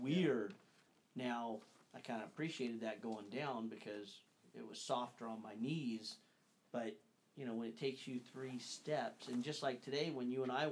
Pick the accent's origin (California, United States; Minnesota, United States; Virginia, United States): California, United States; Northern; we grew up, Dad and Ron and Daniel and myself, we grew up hunting in Northern California, towards the coast primarily